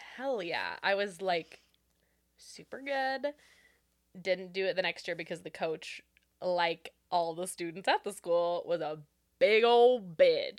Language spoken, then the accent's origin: English; Renton, Washington, United States; born and raised in Renton